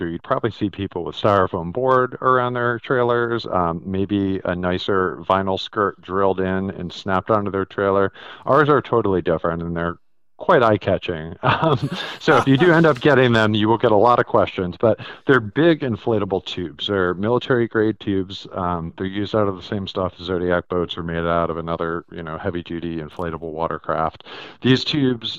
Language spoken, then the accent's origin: English; Connecticut, United States; also born or lived in New York City; I'm from Connecticut. I grew up here and it gets cold.